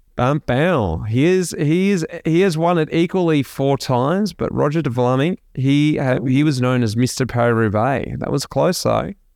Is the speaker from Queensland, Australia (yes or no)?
no; Melbourne, Victoria, Australia; we're both from Melbourne, we're both from the north side of Melbourne